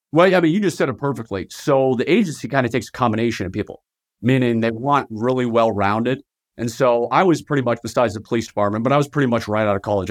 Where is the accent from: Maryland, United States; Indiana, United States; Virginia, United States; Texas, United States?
Virginia, United States; moved away as an adult; also born or lived in Southern Utah; now in Utah, United States; I was born and raised in Virginia, just right outside of Washington, D C